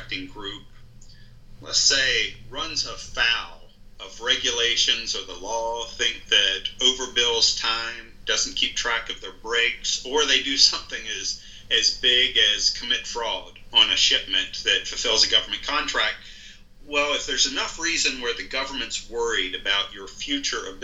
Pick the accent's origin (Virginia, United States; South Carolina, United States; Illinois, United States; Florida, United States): Virginia, United States; Shenandoah Valley; moved away as an adult; also born or lived in Richmond, Virginia; now in Woodbine, United States; I grew up over in the Shenandoah Valley of Virginia